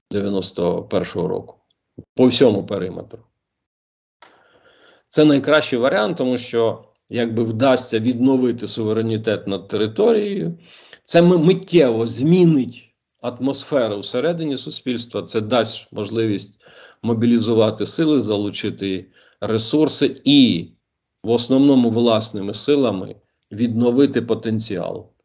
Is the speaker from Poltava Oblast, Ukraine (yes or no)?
no; Kyiv, Ukraine; Я сам з Києва, мені 21.